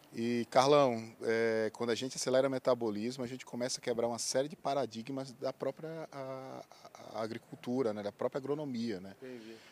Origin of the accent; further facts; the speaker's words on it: Alagoinhas, Bahia, Brazil; moved away as an adult; also born or lived in Sergipe / Pernambuco / Brasília; eu sou baiano de Alagoinhas